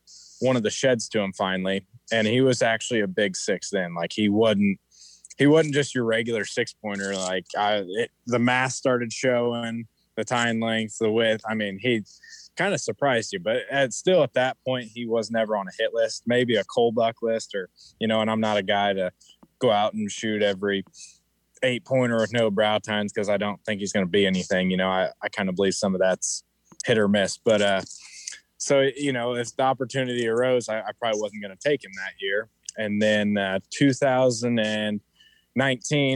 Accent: Paxton, Illinois, United States; I'm from Paxton, Illinois. It's a very small town.

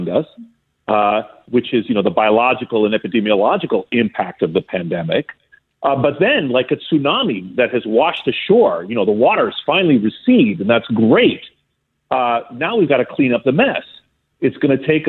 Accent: Greece; moved away; I grew up in Greece as a small boy

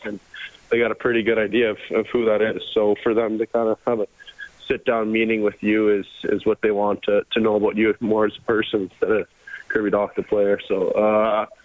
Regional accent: Canada; growing up as a Canadian kid

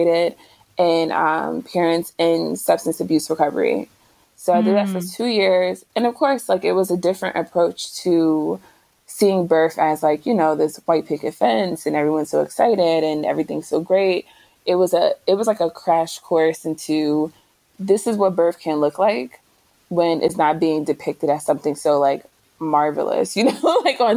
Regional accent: New Jersey, United States; moved away as an adult; also born or lived in Philadelphia; I'm from Jersey, but I had moved to Philadelphia.

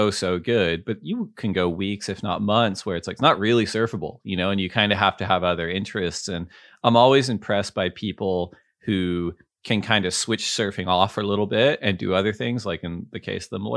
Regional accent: Santa Barbara, California, United States; I don't know if you felt that too, kind of growing up in Santa Barbara, where it just might not be like possible to surf every day

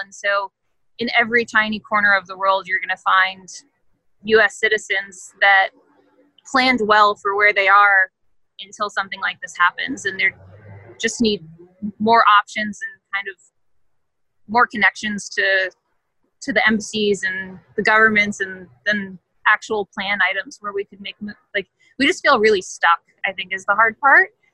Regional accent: California, United States; we're from California. We live in the Bay Area.

